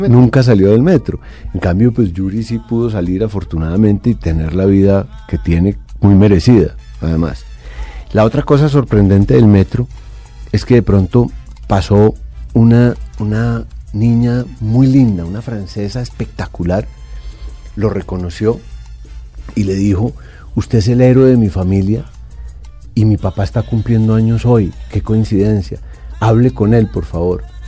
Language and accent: Spanish; Colombia; somos los colombianos